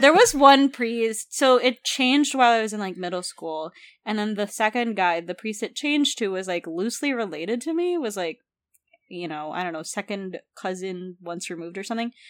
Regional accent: Philippines; I grew up in the Philippines

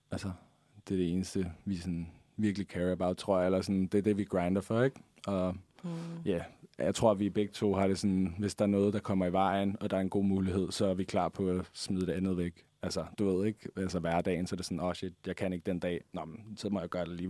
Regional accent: Denmark; Ja, altså, man ved jo godt, hvad jeg vil sige, når jeg er dansker, ikke?

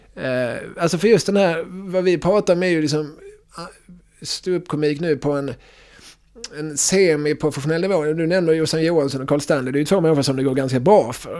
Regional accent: Eslöv, Skåne, Sweden; accent: Skåne dialect; moved away; när jag växte upp i, i Eslöv på 90-talet

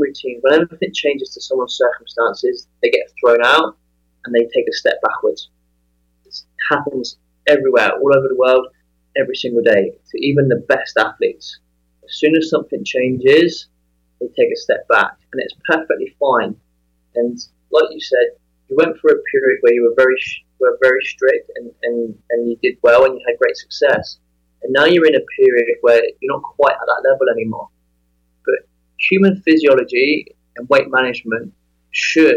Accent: England, United Kingdom; moved away as an adult; also born or lived in Las Vegas; Growing up in England, I spent 28 years there

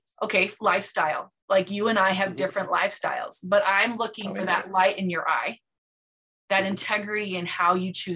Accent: Provo, Utah, United States; I grew up in Provo, Utah

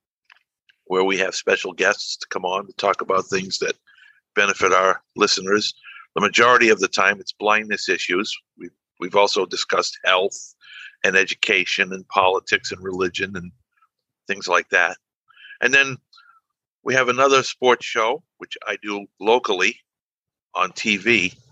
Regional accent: New Bedford, Massachusetts, United States; I'm from New Bedford, Massachusetts

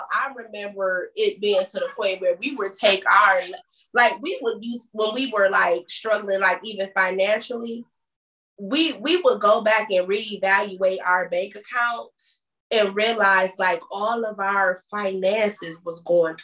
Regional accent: Michigan, United States; moved away; we don't have family here and stuff, right? You know, because we're back from Michigan

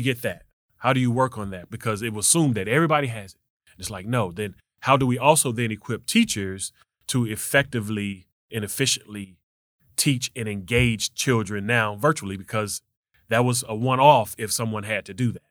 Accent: Memphis, Tennessee, United States; also born or lived in Magnolia, Arkansas; I was raised in South Memphis

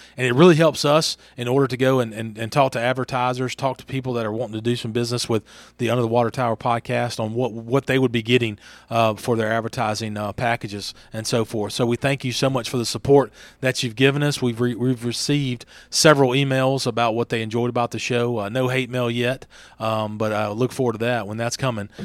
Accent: Franklinton, Louisiana, United States; moved away as an adult; now in Hernando, United States; I was born in Franklinton, Louisiana, just about sixty-five miles north of New Orleans

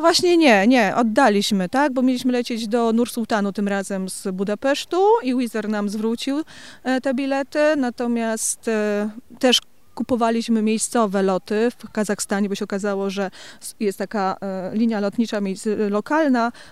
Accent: Gliwice, Silesian Voivodeship, Poland; jestem z Gliwic.

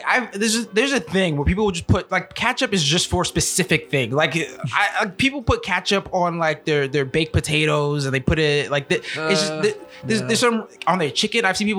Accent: New York City, New York, United States; accent: heavy New York accent, leaning towards New Jersey; moved away; also born or lived in New Jersey; My family's from New York City. I'm from New York City. I have a heavy New York accent, leaning towards a New Jersey accent because I've lived in New Jersey.

